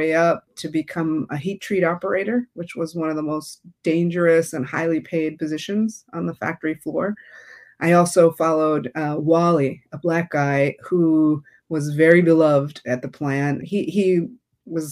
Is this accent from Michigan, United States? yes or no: yes; Michigan, United States; now in Massachusetts, United States; I grew up in Michigan. I'm from the Rust Belt